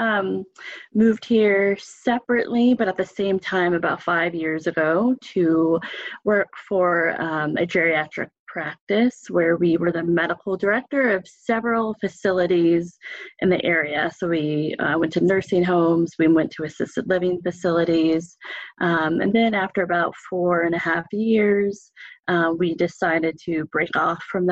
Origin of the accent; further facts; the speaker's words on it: Alexandria, Virginia, United States; moved away as an adult; also born or lived in Massachusetts / Roanoke, Virginia; now in Portland, United States; I am from Northern Virginia. I grew up in Alexandria, Virginia.